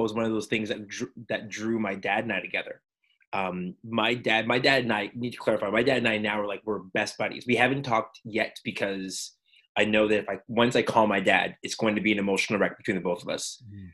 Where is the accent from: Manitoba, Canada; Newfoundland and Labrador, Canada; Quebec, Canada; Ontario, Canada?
Quebec, Canada; Montreal; growing up in Montreal, both of us were Quebecers